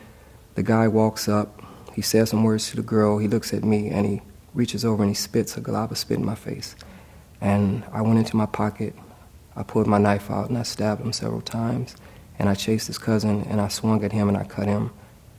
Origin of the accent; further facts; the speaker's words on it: Los Angeles, California, United States; When I turned into a teenager, I'm from Los Angeles, I started getting jumped by gangs, Crips and Bloods.